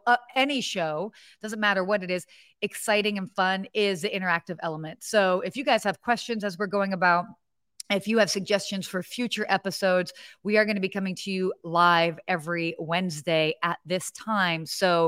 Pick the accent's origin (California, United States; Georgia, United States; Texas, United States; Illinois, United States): Georgia, United States; Atlanta; also born or lived in Pennsylvania / Saudi Arabia / London; now in Los Angeles, United States; So I was born in Pennsylvania, but I grew up living in Saudi Arabia, London, England, Atlanta, Georgia. Got a little bit of that dirty South in me.